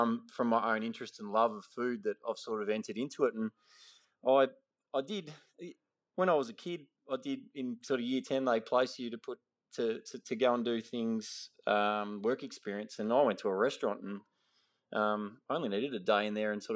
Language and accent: English; Ballarat, Victoria, Australia; I grew up in Western Victoria, in Ballarat.